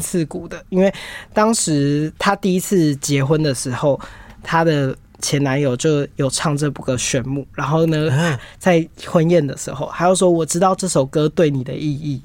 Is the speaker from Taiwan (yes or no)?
yes; Taiwan; 我们台湾人